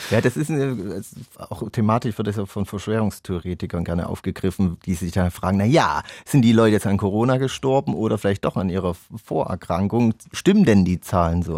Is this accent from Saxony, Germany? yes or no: yes; Chemnitz, Saxony, Germany; bei uns in Chemnitz